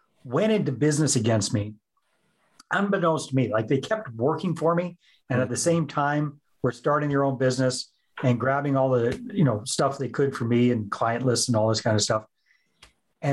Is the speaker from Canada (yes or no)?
yes; Northern British Columbia, Canada; also born or lived in San Jose, Costa Rica; now in Southern British Columbia, Canada; I'm originally from Northern British Columbia and these days live in Southern British Columbia